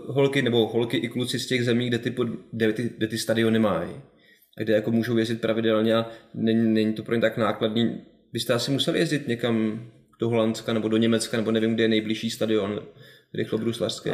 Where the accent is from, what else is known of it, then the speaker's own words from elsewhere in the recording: Kolín, Central Bohemian Region, Czechia; já jsem z Kolína